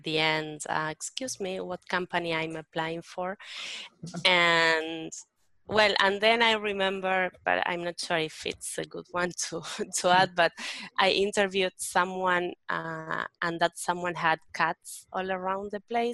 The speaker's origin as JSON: {"language": "English", "town": "Berazategui", "region": "Buenos Aires Province", "country": "Argentina", "tie": "born or raised there", "said": "I grew up in a little town or town called Berazategui."}